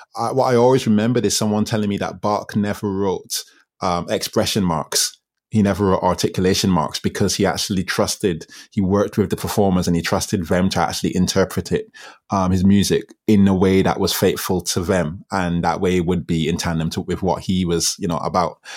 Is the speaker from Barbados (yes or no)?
yes; Barbados; also born or lived in England; I went to school in Barbados. I moved to Barbados from England when I was six